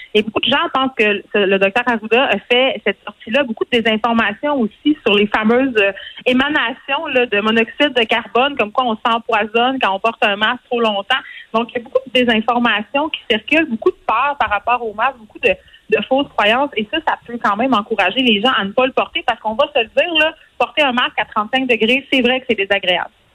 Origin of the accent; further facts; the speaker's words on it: Montreal, Quebec, Canada; c'est clair qu'on on vient de Montréal